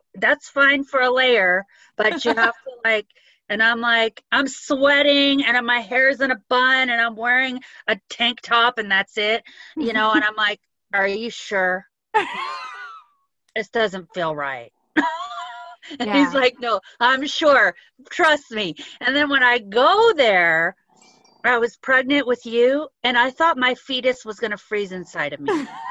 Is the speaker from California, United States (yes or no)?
yes; Southern California, United States; we're from Southern California, about 60 miles east of the coast, and it's hot